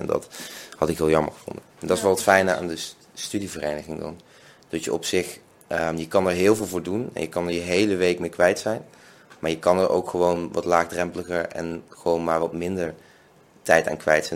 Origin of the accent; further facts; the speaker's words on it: Venlo, Limburg, Netherlands; now in Nijmegen, Netherlands; ik kom uit Venlo, woon in Nijmegen